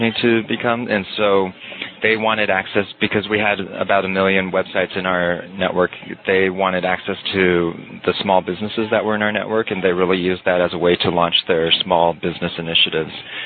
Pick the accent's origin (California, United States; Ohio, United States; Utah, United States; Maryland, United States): California, United States; Bay Area; moved away as an adult; also born or lived in East Coast; now in Las Vegas, United States; I grew up in the Bay Area and then went to college